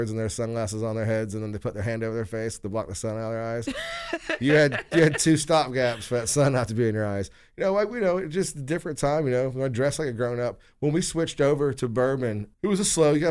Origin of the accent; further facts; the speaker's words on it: West Carrollton, Ohio, United States; I grew up in West Carrollton.